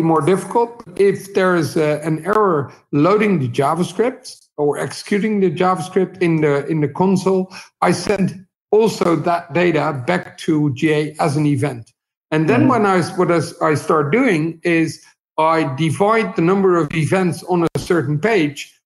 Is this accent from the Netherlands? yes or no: yes; Netherlands; I'm 43 years old, and I'm from the Netherlands.